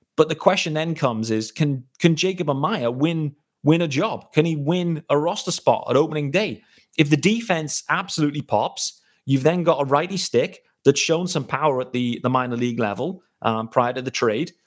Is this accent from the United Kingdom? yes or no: yes; United Kingdom; As a British fan